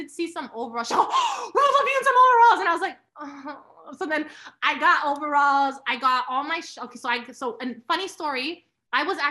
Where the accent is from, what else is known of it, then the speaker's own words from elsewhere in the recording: Toronto, Ontario, Canada; moved away as an adult; now in New York, United States; I grew up in Toronto, living in New York, going back and forth